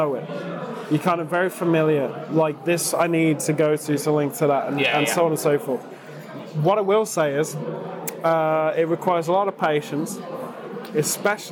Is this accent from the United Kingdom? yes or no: yes; United Kingdom; we're British and we've sort of spent most of our life in a city suburbs